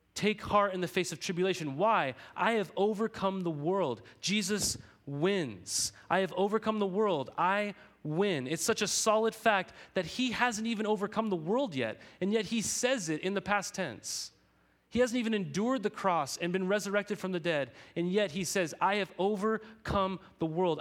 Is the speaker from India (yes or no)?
no; United States; I'm an American, okay? I'm a citizen of this country.